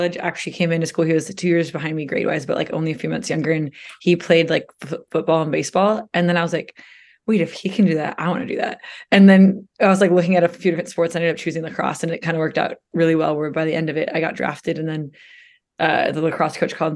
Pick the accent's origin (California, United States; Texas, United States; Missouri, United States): California, United States; Orange County; I grew up in Orange County